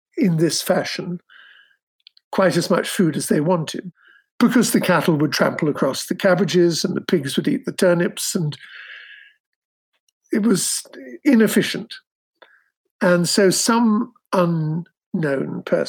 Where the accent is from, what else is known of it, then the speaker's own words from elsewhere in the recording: England, United Kingdom; I'm English